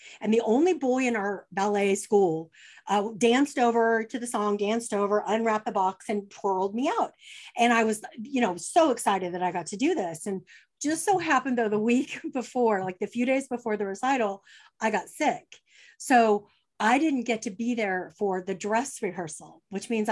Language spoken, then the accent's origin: English; California, United States; moved away as an adult; now in Dallas, United States; I was born and raised in California